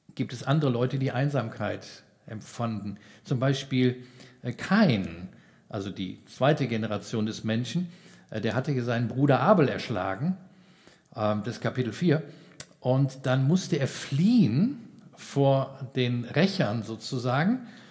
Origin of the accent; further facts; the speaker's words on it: Giessen, Hesse, Germany; bei uns in Gießen, wo ich herkomme